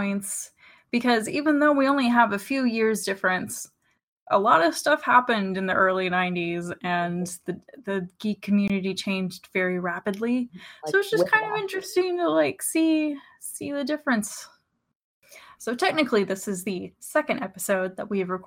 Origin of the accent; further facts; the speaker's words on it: Houston, Texas, United States; I am from Houston